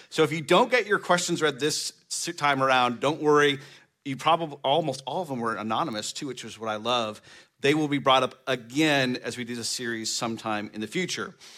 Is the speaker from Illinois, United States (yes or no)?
no; Baird, Nebraska, United States; I grew up on a farm in the middle of nowhere in Nebraska, Baird, Nebraska.